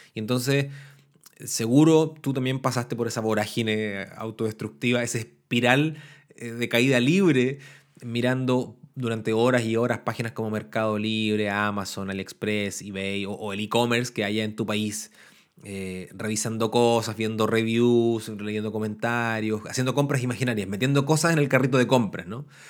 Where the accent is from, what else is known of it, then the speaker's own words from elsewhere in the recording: Temuco, Araucanía, Chile; now in Valparaíso, Chile; Temuco, que es la ciudad al sur de Chile de donde yo soy nativo, donde soy natal